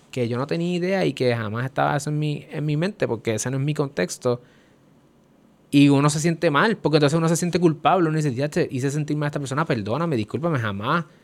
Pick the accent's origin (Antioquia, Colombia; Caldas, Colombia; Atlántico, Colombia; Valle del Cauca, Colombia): Valle del Cauca, Colombia; Cali; Yo soy de Calle.